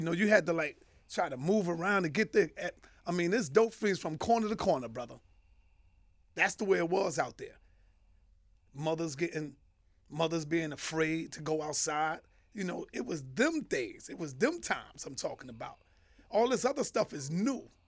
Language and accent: English; New York City, New York, United States; born and raised in Harlem, uptown